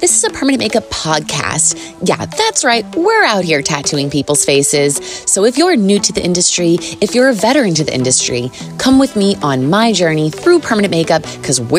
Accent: New York City, New York, United States; I'm from New York. The more you get to know me, you'll probably hear it in my voice.

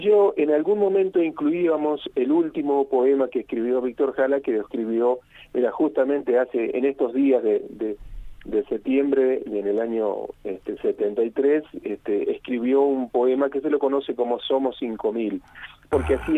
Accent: Colón, Entre Ríos, Argentina; moved away as an adult; now in Mendoza, Argentina; nací en Entre Ríos, nací ah. en Colón, ahí sobre, el río Uruguay

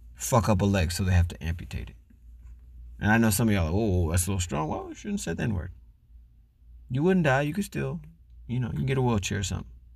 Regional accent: Florida, United States; As a black man growing up in Florida

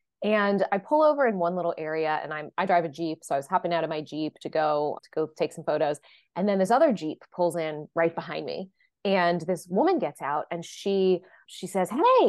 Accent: Texas, United States; I'm adopted, and I'm from Texas. I grew up in Texas, but I just found out last week that my birth father is from Louisiana, from Cajun country.

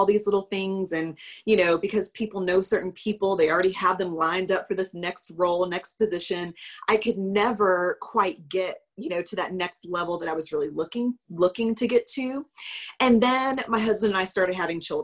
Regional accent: Lugoff, South Carolina, United States; also born or lived in Rock Hill, South Carolina / Clemson, South Carolina; now in Summerville, United States; I am originally from Lugoff, South Carolina, which is a super small town near Columbia. And I grew up with my grandparents

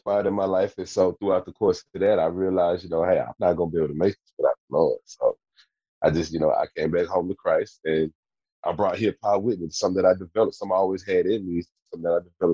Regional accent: Tyler, Texas, United States; So I'm from Tyler, Texas, a little small town outside of Dallas, about a good hour and a half away from Dallas.

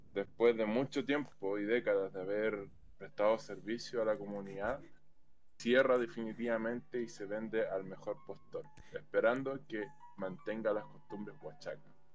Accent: Chile; como chileno

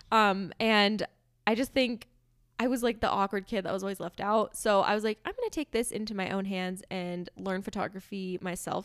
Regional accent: Southern California, United States; moved away; I grew up in Southern California

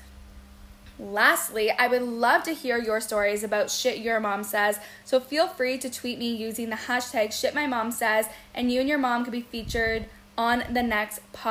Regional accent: Windsor, Ontario, Canada; moved away as an adult; now in Toronto, Canada; I was actually born in Windsor, Ontario, who some say is the armpit of Canada, but hey, it's home. I moved to Toronto when I was 23

